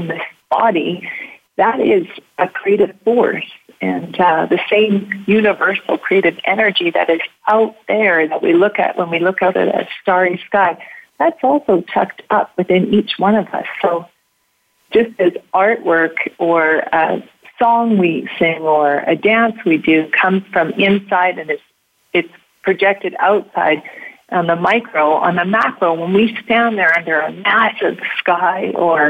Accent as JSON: {"language": "English", "country": "Canada", "said": "being Canadian and being born near the forest"}